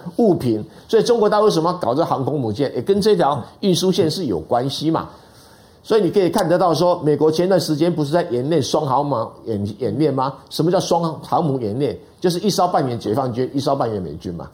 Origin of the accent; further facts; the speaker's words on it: Taiwan; 这个历史我们台湾人比较不连不清楚